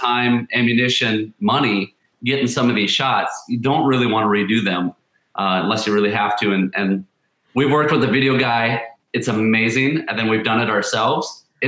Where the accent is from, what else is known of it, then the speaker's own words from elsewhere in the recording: Alexandria, Minnesota, United States; We're actually west central. So kind of that Alexandria